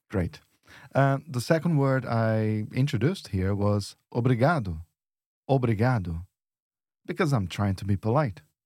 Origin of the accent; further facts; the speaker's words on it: São Paulo, Brazil; I'm from São Paulo